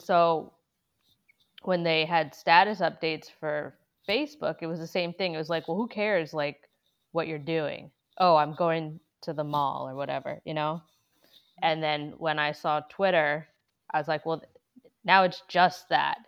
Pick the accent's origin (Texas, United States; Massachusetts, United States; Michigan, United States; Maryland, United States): Massachusetts, United States; my hometown where I grew up in Massachusetts